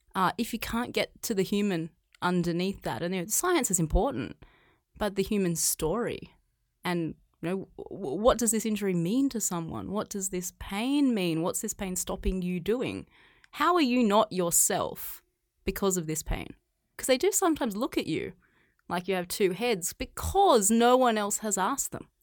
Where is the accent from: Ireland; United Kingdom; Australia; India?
Australia; moved away as an adult; now in China; I grew up in Australia. I grew up on a, a farm.